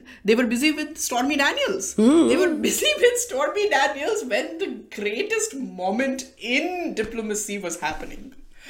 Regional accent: Delhi, India; I'm from Delhi, and I have known middle-class Punjabis in Delhi

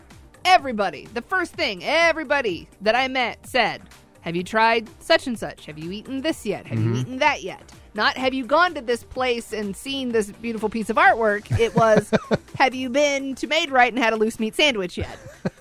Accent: Joplin, Missouri, United States; growing up in Joplin

